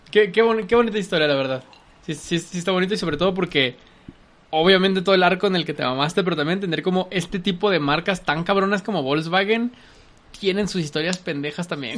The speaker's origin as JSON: {"language": "Spanish", "region": "Mexico City", "country": "Mexico", "tie": "born or raised there", "said": "todavía me tocó la época en Ciudad de México, muy morrito yo, en la que todos los taxis eran bochos"}